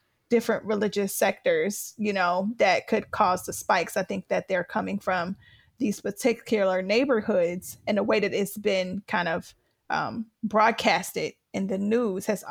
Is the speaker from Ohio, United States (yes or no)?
yes; Ohio, United States; I'm a person that's not from New York, I'm from Ohio